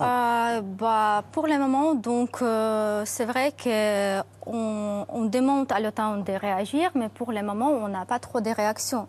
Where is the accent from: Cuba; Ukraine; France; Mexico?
Ukraine; en tant qu'Ukrainienne